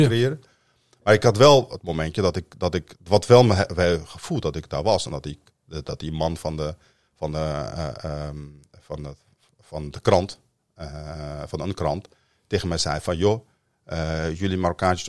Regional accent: Amsterdam, North Holland, Netherlands; also born or lived in Northern Morocco; Ik ben in de Vogelbuurt opgegroeid in Amsterdam-Noord, voormalig Volkswijk

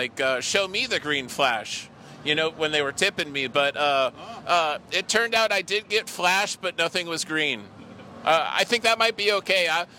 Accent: Massachusetts, United States; moved away as an adult; now in Key West, United States; I'm from Massachusetts, and I've lived here in Key West for almost 5 years.

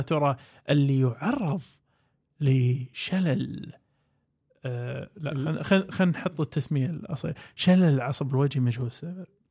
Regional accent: Kuwait; عندنا بالكويت

